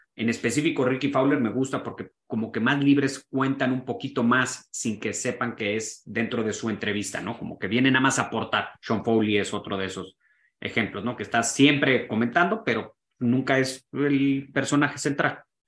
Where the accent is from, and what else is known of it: Mexico